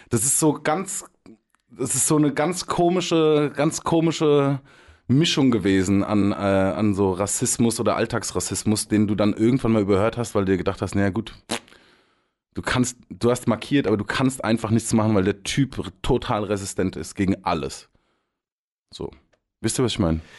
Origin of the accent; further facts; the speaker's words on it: Hesse, Germany; Also da, da wo ich herkomme, das ist im Rhein-Main-Gebiet, äh, ist ein kleines Kaff vor Darmstadt, vor Frankfurt. Diese ganzen Käfer sind aber relativ multikulti.